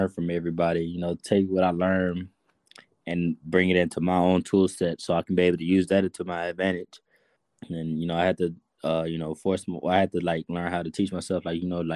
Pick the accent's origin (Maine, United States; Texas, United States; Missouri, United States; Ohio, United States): Texas, United States; Houston; I grew up in Third Ward. I was born and raised there